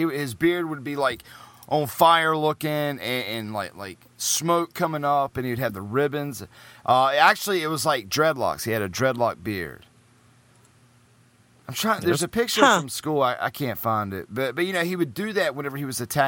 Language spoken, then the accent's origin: English; North Carolina, United States; I'm from North Carolina